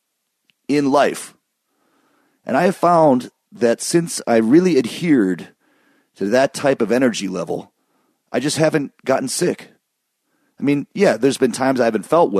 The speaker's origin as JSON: {"language": "English", "region": "Michigan", "country": "United States", "tie": "born or raised there", "said": "where I grew up in Michigan"}